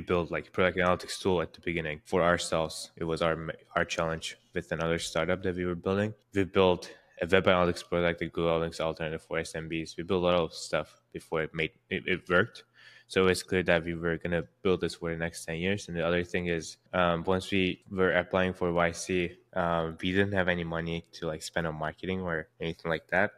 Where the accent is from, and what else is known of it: Istanbul, Turkey; born or raised there; now in San Francisco, United States